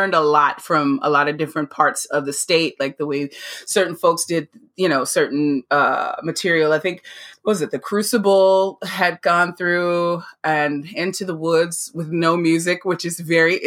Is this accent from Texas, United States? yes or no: yes; La Marque, Texas, United States; I actually grew up in a little town called Lamarck, Texas, and it's down by Galveston area